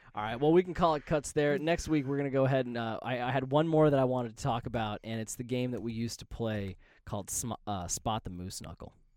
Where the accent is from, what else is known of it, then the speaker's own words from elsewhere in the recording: Las Vegas, Nevada, United States; growing up in Vegas